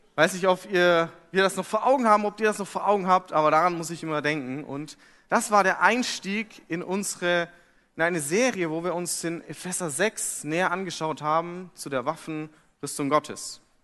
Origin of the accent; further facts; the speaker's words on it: Fürth, Bavaria, Germany; moved away as an adult; now in Hamburg, Germany; Und ich komme aus Fürth.